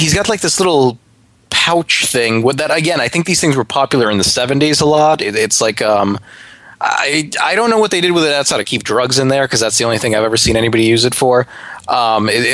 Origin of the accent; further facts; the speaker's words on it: New York City, New York, United States; I'm from Brooklyn